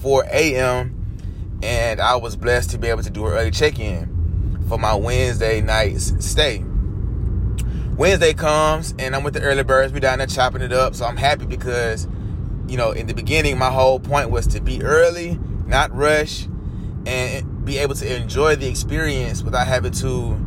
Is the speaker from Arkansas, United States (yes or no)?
no; Atlanta, Georgia, United States; moved away as an adult; now in California, United States; I'm from Atlanta, you know, Black Mecca